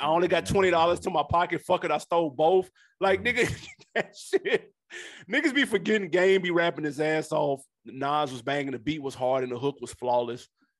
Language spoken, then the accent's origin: English; Queens, New York, United States; And I'm from Queens, too.